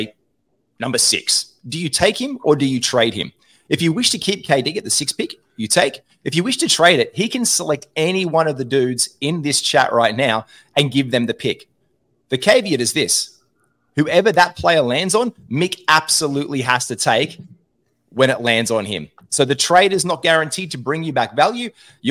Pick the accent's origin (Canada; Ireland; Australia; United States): Australia; being four Australian blokes